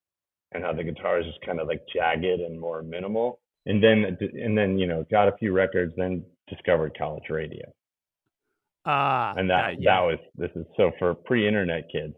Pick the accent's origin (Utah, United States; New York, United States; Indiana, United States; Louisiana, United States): New York, United States; You know, and I can say I'm from New York. It's where I'm born, and my parents both grew up in the Bronx, but I'm a soft suburban kid